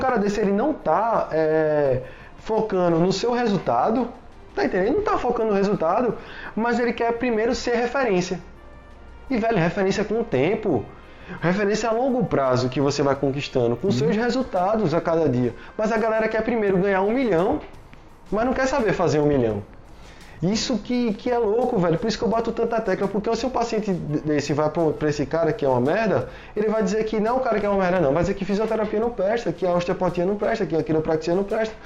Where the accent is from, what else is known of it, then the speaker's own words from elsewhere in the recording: Recife, Pernambuco, Brazil; eu sou daqui de Recife, pelo amor de Deus, eu não sou carioca não